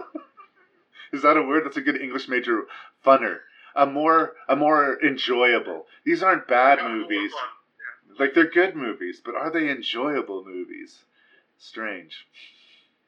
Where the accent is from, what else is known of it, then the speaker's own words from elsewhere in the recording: Canada; I'm a Canadian